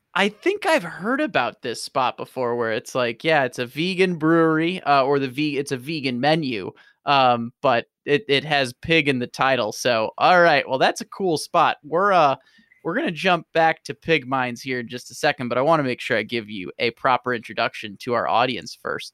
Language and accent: English; St. Louis, Missouri, United States; moved away; St. Louis is my hometown